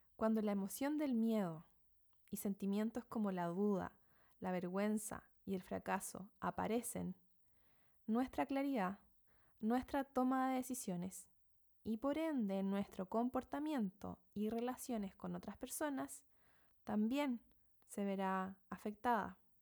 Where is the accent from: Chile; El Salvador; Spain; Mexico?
Chile; moved away as an adult; now in New Zealand; soy chilena, viviendo en Nueva Zelanda desde hace algunos seis años